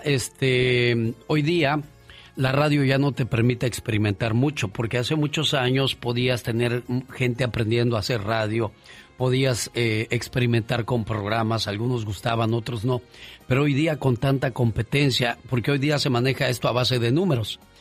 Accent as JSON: {"language": "Spanish", "region": "Mexico City", "country": "Mexico", "tie": "born or raised there", "said": "Yo crecí en la Ciudad de México"}